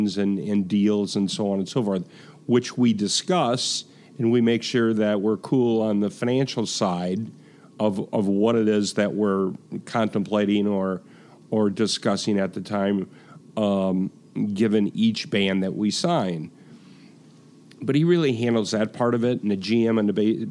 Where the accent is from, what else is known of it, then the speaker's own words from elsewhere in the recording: Racine, Wisconsin, United States; moved away as an adult; also born or lived in Florida; now in Milwaukee, United States; I'm from Racine originally.